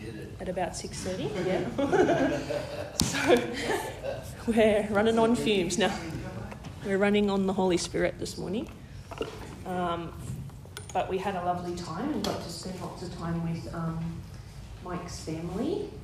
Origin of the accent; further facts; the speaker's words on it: New South Wales, Australia; I grew up in the Southern Highlands, and we kind of moved around a fair bit in my younger years. And then we moved to Bosley Park